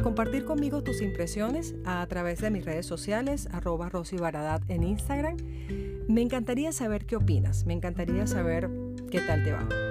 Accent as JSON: {"language": "Spanish", "country": "Venezuela", "moved": "yes", "said": "yo soy abogada en la vida real, en mi país Venezuela"}